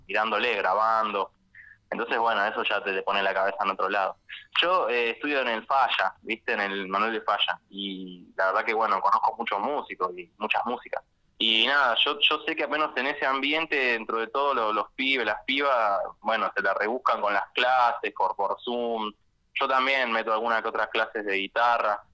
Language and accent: Spanish; Buenos Aires, Argentina; yo soy de acá de Capital